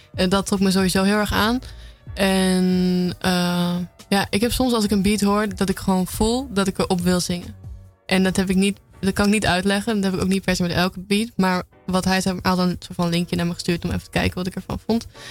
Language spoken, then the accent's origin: Dutch; Apeldoorn, Gelderland, Netherlands; now in Amsterdam, Netherlands; officieel kom ik uit Apeldoorn